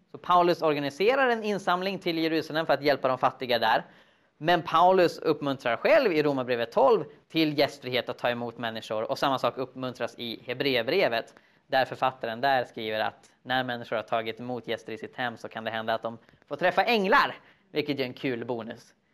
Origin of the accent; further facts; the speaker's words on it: Sweden; som svensk